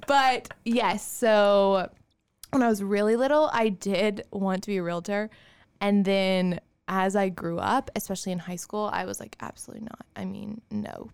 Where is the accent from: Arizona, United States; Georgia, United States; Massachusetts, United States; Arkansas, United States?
Georgia, United States; Augusta; also born or lived in Auburn, Alabama / Kansas; I am from Augusta. Yes. So, I grew up in Augusta